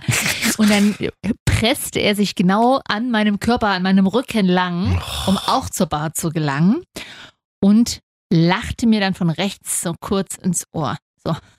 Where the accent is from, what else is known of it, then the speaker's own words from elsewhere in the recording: Leipzig, Saxony, Germany; Ich bin Leipzigerin